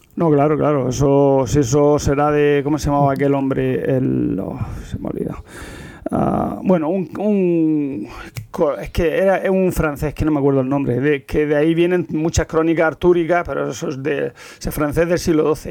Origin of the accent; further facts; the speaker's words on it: Almería, Andalusia, Spain; moved away; also born or lived in Barcelona; no soy castellano, soy de Almería